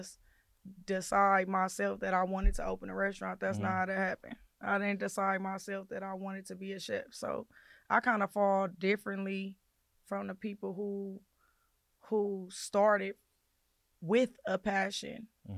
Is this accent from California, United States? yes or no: yes; Gardena, California, United States; I'm from Gardena. I grew up in Gardena